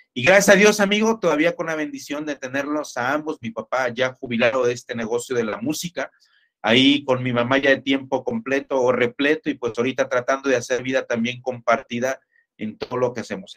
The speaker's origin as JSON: {"language": "Spanish", "town": "Ciudad Victoria", "region": "Tamaulipas", "country": "Mexico", "tie": "born or raised there", "accent": "norteño", "moved": "as an adult", "lives_now": "Jalisco, Mexico", "said": "yo soy oriundo de Ciudad Victoria, Tamaulipas, norteño, amigo. A veces todavía nos sale el acento, aunque ya tenemos más de 20 años viviendo por acá en Jalisco"}